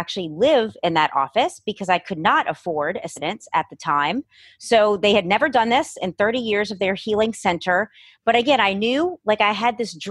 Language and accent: English; New Orleans, Louisiana, United States; also born or lived in Los Angeles; I was born and raised in New Orleans, living here my whole life.